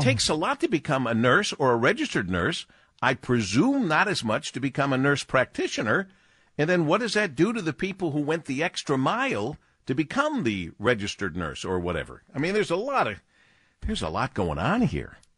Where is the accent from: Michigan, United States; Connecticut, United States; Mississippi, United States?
Michigan, United States; Detroit; the beloved W J R for my hometown